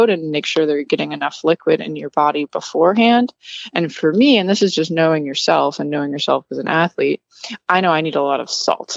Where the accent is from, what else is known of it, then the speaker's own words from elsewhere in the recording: Wisconsin, United States; also born or lived in New York / Massachusetts; now in Florida, United States; I'm originally from Wisconsin and I was living in like New York, Massachusetts before here